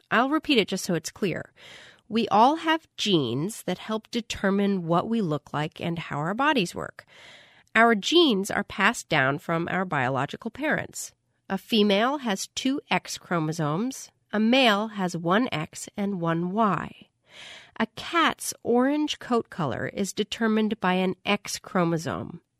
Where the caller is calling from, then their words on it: Arlington, Massachusetts, United States; from Arlington, Massachusetts